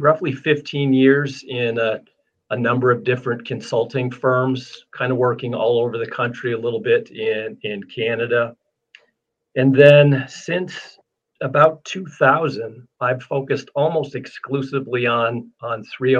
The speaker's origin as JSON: {"language": "English", "region": "Western New York State", "country": "United States", "tie": "born or raised there", "moved": "yes", "lives_now": "Wyoming, United States", "said": "I grew up in Western New York State and have been migrating west my whole life."}